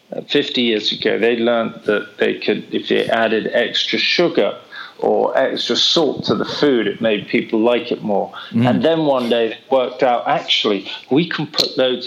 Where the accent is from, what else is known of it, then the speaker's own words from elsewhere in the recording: Oxford, South East England, United Kingdom; now in London, United Kingdom; I grew up in Oxford